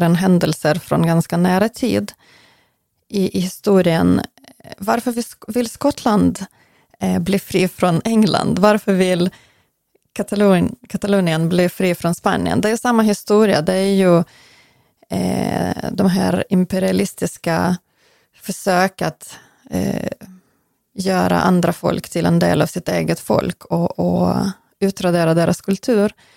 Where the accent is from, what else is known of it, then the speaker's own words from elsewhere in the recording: Western Ukraine, Ukraine; Swedish is a second language; now in Sweden; från västra Ukraina, från samma län där jag kommer ifrån